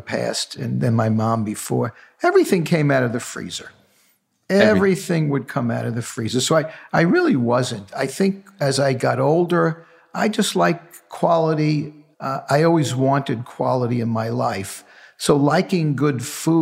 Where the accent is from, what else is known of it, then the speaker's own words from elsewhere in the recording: New York City, New York, United States; with eight cousins growing up in the Bronx, I was the only one who went to college